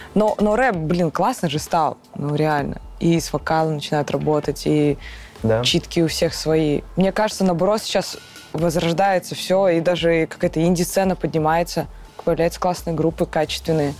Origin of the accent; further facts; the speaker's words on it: Karaganda, Karaganda Region, Kazakhstan; я из Казахстана, город Караганда